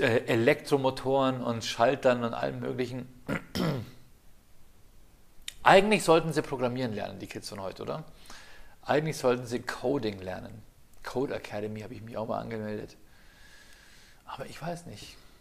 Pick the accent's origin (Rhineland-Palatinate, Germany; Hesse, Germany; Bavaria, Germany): Bavaria, Germany; Ingolstadt; damals in Ingolstadt, ich habe nur am Rand vom Piusviertel gewohnt